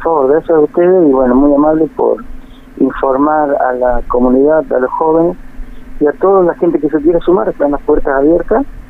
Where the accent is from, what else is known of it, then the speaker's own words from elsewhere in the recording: San Fernando del Valle de Catamarca, Catamarca, Argentina; moved away as an adult; also born or lived in Tinogasta / Europe; now in Río Gallegos, Argentina; Soy de Catamarca, capital, y estuve viviendo en Quinogasta